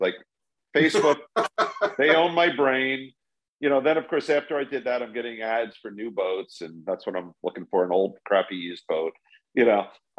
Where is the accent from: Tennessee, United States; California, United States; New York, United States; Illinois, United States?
New York, United States; New York City; I'm born in Brooklyn, so I'm a sort of native New Yorker.